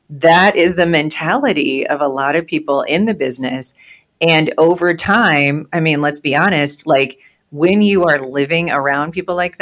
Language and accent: English; Peoria, Illinois, United States; when I was growing up in Peoria, Illinois